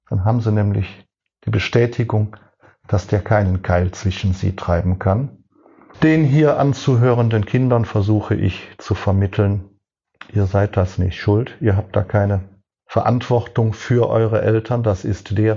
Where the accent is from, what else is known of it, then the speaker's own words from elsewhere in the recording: Cologne, North Rhine-Westphalia, Germany; now in Hohenstein-Ernstthal, Germany; Ich bin 1957 in Köln geboren. Eine typisch rheinisch-katholische Kindheit.